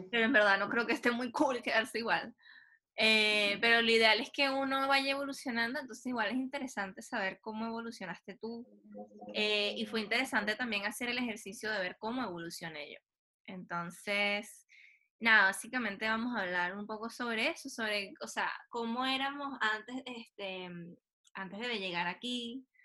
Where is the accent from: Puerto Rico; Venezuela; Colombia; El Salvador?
Venezuela; moved away as an adult; now in Chile; soy, Tauro y nací en Venezuela.